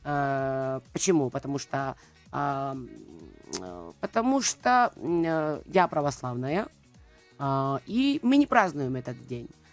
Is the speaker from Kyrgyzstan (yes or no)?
no; Georgia; Russian is a second language; я грузинка, да, а, я выросла в Грузии, родилась там